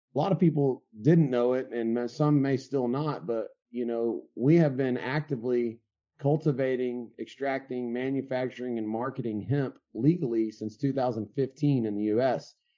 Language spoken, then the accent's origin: English; West Texas, United States; also born or lived in California / Colorado; now in Dripping Springs, United States; Born and raised in West Texas, uh, pretty much grew up in a ranch type environment